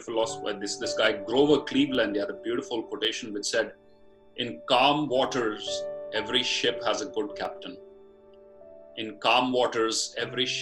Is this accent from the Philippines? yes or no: no; Batala, Punjab, India; moved away as an adult; my hometown, which is a small town in rural Punjab called Batala in district Gurdaspur